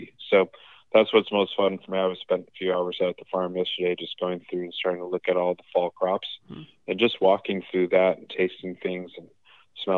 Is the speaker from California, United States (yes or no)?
yes; Los Angeles, California, United States; moved away as an adult; also born or lived in Hokkaido, Japan / United Kingdom; I grew up in Los Angeles, but was fortunate to do a lot of traveling with them